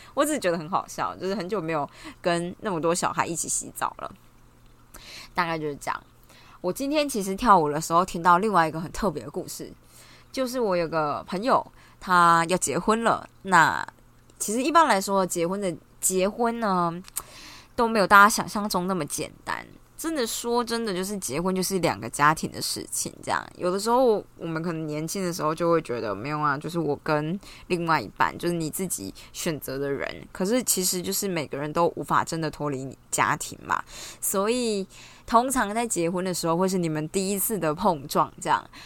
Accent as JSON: {"language": "Chinese", "region": "Taichung", "country": "Taiwan", "said": "比如说像我台中人"}